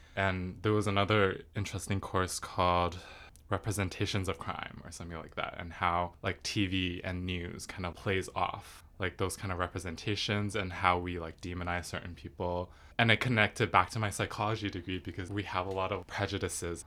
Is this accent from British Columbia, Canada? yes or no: yes; Richmond, British Columbia, Canada; I was born in Richmond. One interesting thing about Richmond is that it's very, I feel like it's very Asian. Growing up in school